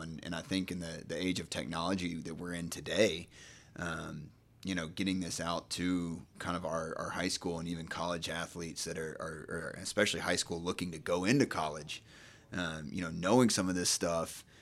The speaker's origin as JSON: {"language": "English", "town": "Nacogdoches", "region": "Texas", "country": "United States", "also_born_or_lived": "Dallas, Texas / Houston, Texas", "moved": "as an adult", "lives_now": "Charlotte, United States", "said": "originally, I'm from Nacogdoches, Texas, small town in, in East Texas."}